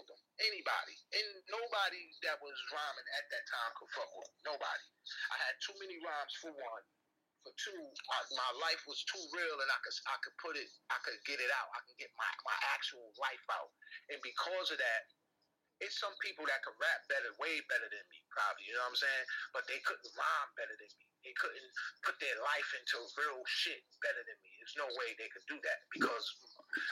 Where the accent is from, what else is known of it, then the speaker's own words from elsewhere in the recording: East Coast, United States; I'm from the East